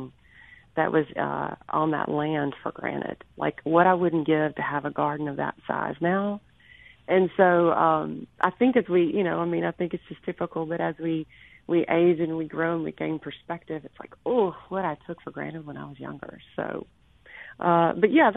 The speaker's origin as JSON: {"language": "English", "town": "Pearl", "region": "Mississippi", "country": "United States", "tie": "born or raised there", "lives_now": "Jackson, United States", "said": "Rankin County raised"}